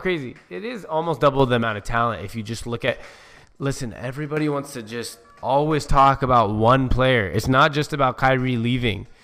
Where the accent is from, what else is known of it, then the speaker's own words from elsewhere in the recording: Seattle, Washington, United States; I'm from Seattle.